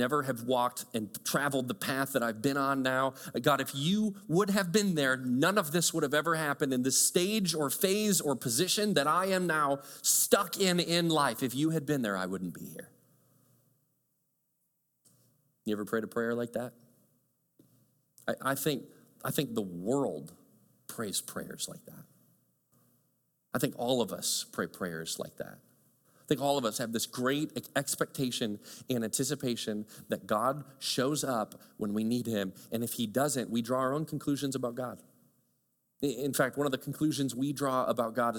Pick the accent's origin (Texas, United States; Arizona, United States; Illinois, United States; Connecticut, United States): Illinois, United States; Chicago; moved away; also born or lived in small town in Michigan; I grew up in Chicago. I loved growing up in Chicago, kind of bustling suburb and subdivision